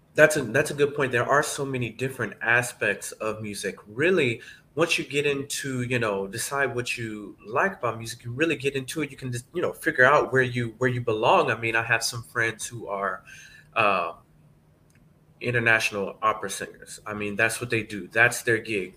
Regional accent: Atlanta, Georgia, United States; moved away as an adult; also born or lived in Indiana; now in New Jersey, United States; I'm originally from Atlanta, Georgia. Uh, that's where I grew up.

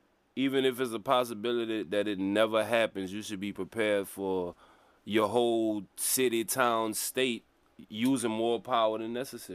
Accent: Louisiana, United States; in case you can't tell by the accent, we are from Louisiana. We're used to a warmer climate.

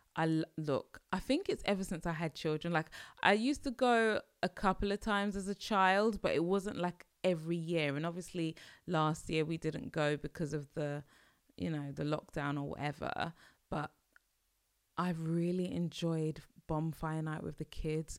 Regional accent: United Kingdom; accent: British; my British accent

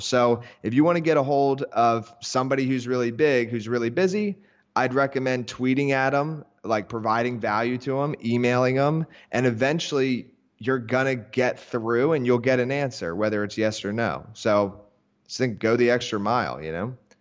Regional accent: Philadelphia area, Pennsylvania, United States; now in Miami, United States; I live down in Miami now, but I'm originally from Philadelphia area, like, suburbs, so it's actually, like, an hour north of Philadelphia, and small town

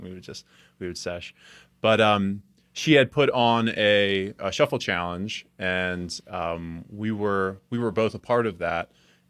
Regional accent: New Jersey, United States; because I'm originally from New Jersey

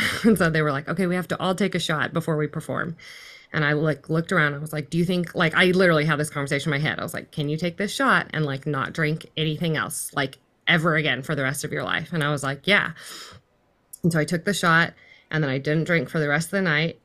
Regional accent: Fort Worth, Texas, United States; I'm currently in Fort Worth, Texas, which is pretty much where I grew up. I grew up in the, um, D F W, which is, like, North Central Texas

